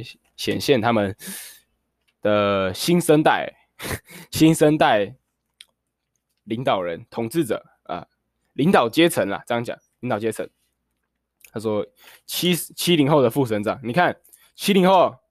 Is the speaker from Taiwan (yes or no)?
yes; Taiwan; 为什么北京要对我们台湾人的政治表达满意或不满意呢？